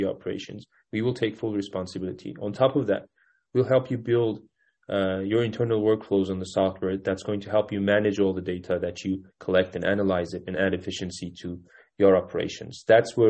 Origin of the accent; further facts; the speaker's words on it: Kütahya, Turkey; moved away as an adult; also born or lived in Istanbul, Turkey / Cambridge, Massachusetts, United States / New York, United States; I was born in Istanbul, but I grew up in a small rural city called Kütahya